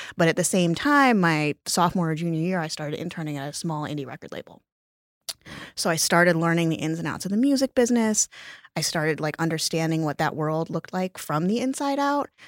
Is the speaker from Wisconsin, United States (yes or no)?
yes; Lake Geneva, Wisconsin, United States; moved away as an adult; also born or lived in New York City; I was born in Lake Geneva, Wisconsin, um, a town of, at the time, about five thousand people